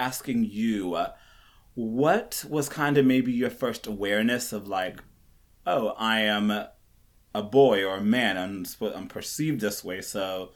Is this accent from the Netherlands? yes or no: no; Kenya; I was born in Kenya, and so I lived in Kenya, which is a very, almost just like men are supposed to be this and this. And I grew up on a farm kind of.